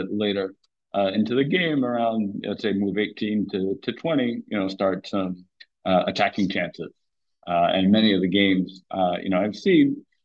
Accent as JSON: {"language": "English", "region": "New York", "country": "United States", "tie": "born or raised there", "said": "growing up in New York, I saw him all the time at the Marshall, Washington Square Park"}